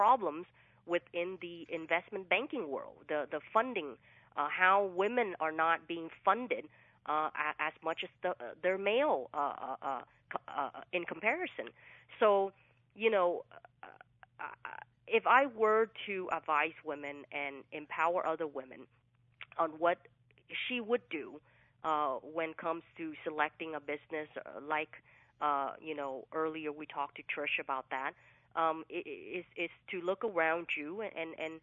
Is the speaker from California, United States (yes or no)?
yes; Fresno, California, United States; first language English; also born or lived in Vietnam; now in Southern California, United States; So I grew up in Central California, which was Fresno, California